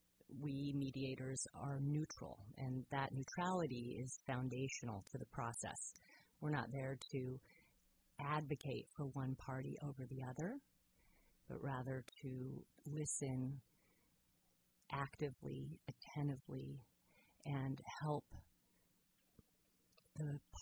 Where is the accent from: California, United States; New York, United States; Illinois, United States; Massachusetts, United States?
Massachusetts, United States; Boston; also born or lived in West Coast, United States; I was born in Boston and grew up partly on the East Coast and partly on the West Coast.